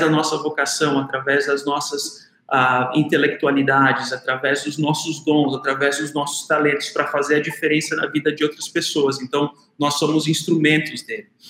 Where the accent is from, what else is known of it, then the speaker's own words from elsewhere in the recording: South Region, Brazil; moved away; na cidade onde que eu nasci e cresci, lá no Sul